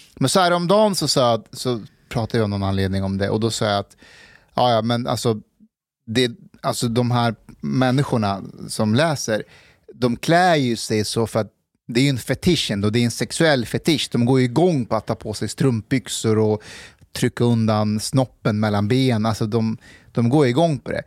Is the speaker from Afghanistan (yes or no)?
yes; Afghanistan; now in Sweden; jag är ju afghan